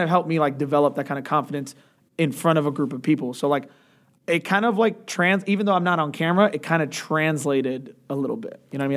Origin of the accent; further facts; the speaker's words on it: Atlanta, Georgia, United States; also born or lived in Chicago; moved down when I was really young, uh, to Atlanta and have been there ever since